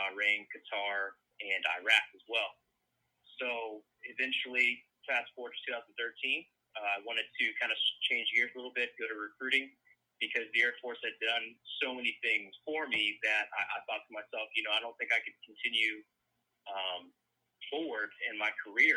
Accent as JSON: {"language": "English", "town": "Marysville", "region": "Ohio", "country": "United States", "moved": "as an adult", "lives_now": "Raleigh, United States", "said": "I'm from Marysville, Ohio, so it's a little bit southwest of Columbus"}